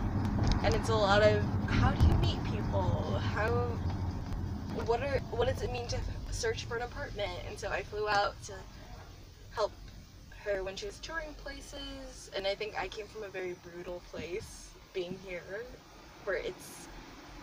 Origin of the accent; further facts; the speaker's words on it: Portland, Oregon, United States; moved away as an adult; now in New York City, United States; I grew up in Portland, Oregon